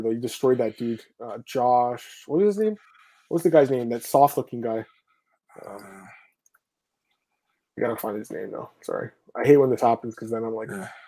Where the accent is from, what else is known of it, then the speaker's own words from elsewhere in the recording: Virginia, United States; I'm from Virginia.